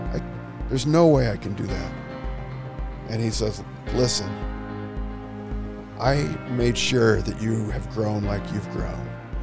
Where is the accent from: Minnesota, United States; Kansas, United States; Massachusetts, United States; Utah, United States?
Utah, United States; Salt Lake City; Actually, I grew up in Utah, Salt Lake City, Utah.